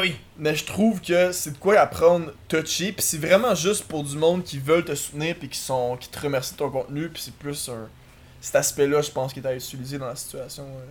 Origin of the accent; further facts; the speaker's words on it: Quebec, Canada; accent: Québécois; notre accent québécois